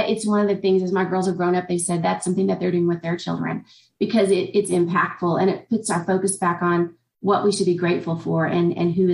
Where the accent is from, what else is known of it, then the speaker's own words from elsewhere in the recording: Indiana, United States; I'm from Indiana.